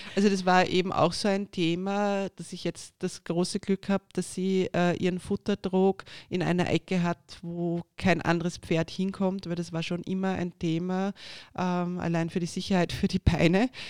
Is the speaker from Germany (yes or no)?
no; Austria; bei uns in Österreich